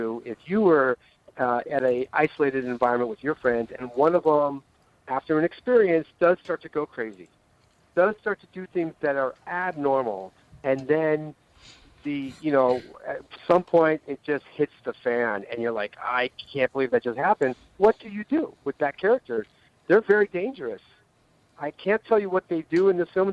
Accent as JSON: {"language": "English", "town": "Los Angeles", "region": "California", "country": "United States", "tie": "born or raised there", "moved": "yes", "lives_now": "New York, United States", "said": "I was raised in L.A. and I left"}